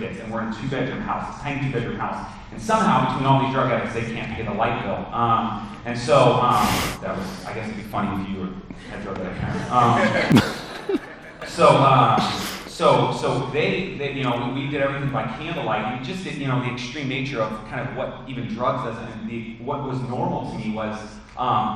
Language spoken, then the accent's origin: English; Phoenix, Arizona, United States; also born or lived in Texas; When I grew up here in the Valley, spent all my life in the Valley